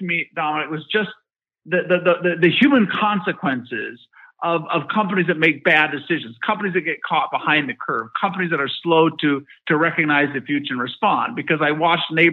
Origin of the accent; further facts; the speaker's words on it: Michigan, United States; I grew up in Michigan